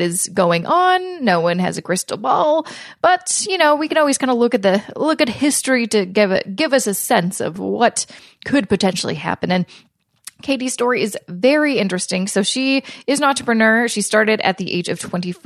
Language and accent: English; Vancouver, British Columbia, Canada; moved away; grew up and born and raised in Vancouver, BC